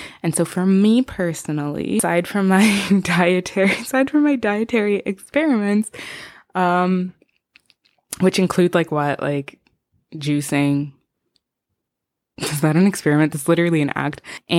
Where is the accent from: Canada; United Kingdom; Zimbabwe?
Zimbabwe; first language Shona; English is a second language; I'm from Zimbabwe originally. That's where I'm from. That's where I was born. But we speak Shona in the house.